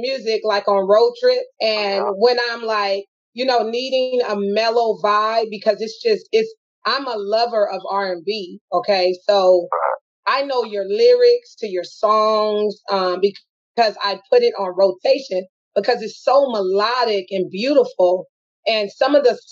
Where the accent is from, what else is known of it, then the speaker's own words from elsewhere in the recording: Los Angeles, California, United States; we are from Watts, California